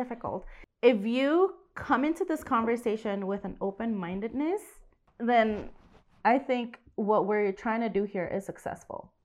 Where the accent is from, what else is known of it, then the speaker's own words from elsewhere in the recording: Indonesia; moved away; I was born and raised in Indonesia